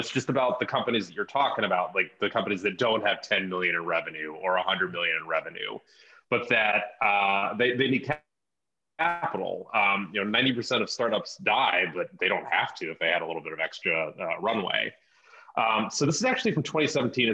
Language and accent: English; Cleveland, Ohio, United States; my hometown of Cleveland, Ohio